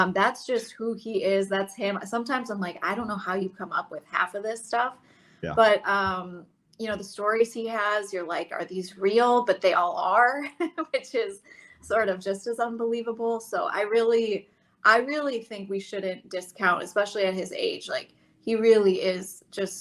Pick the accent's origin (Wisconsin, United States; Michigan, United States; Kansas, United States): Wisconsin, United States; Madison; I grew up in Madison